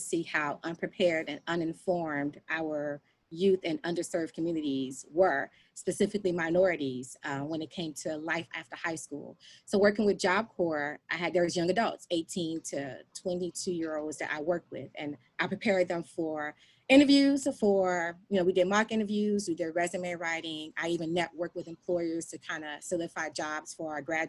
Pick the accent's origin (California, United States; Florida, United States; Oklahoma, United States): Florida, United States; Miami; now in Prince George's County, Maryland, United States; I am originally from Florida, born and raised in Miami, Florida County